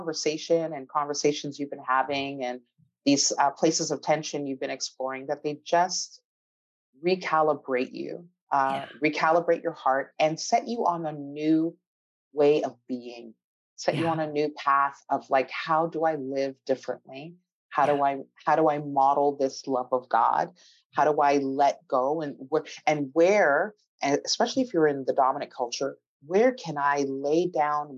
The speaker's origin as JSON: {"language": "English", "country": "Canada", "said": "I'm from Canada."}